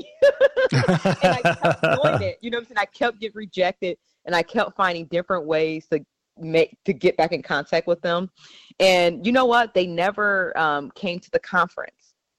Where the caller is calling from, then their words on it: Seattle, Washington, United States; I'm calling you from Seattle again.